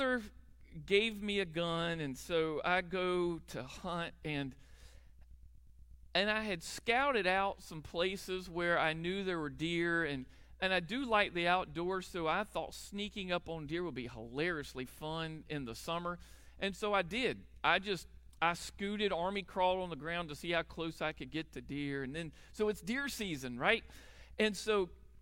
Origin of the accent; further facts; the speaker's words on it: Charlotte, North Carolina, United States; moved away as an adult; also born or lived in Nashville, North Carolina; I grew up in Charlotte